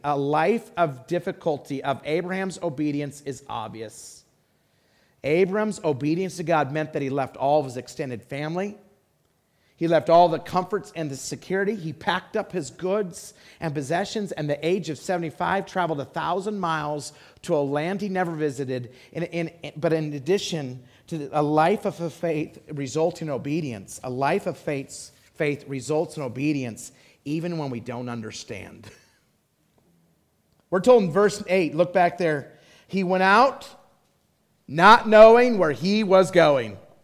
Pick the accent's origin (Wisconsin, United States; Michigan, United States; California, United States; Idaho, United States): Idaho, United States; moved away; I loved growing up in Idaho